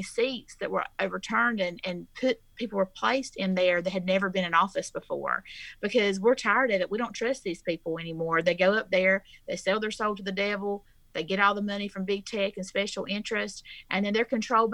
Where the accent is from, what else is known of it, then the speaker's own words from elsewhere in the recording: South Georgia, United States; So I am from South Georgia. I'm the only candidate from South Georgia